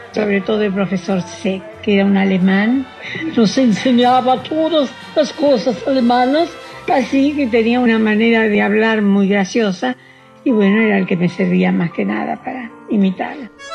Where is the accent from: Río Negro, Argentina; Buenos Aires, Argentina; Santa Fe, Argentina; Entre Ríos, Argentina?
Buenos Aires, Argentina; Yo nací en Caballito, pero la casa que yo recuerdo más es donde pasé la infancia más feliz de mi vida, en la calle Defensa 219